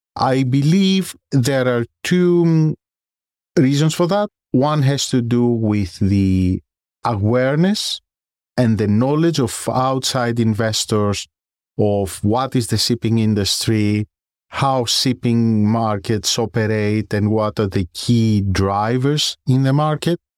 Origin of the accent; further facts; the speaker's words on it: Greece; moved away as an adult; now in London, United Kingdom; As you may have guessed from my surname and my accent, I originate from Greece. I grew up there, I did my school there